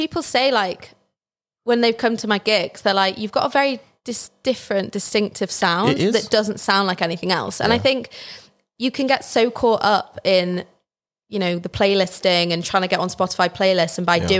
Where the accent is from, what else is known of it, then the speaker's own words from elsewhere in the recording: Chester, North West England, United Kingdom; also born or lived in Liverpool; because I'm from Chester and Chester's literally like 40 minutes from Liverpool.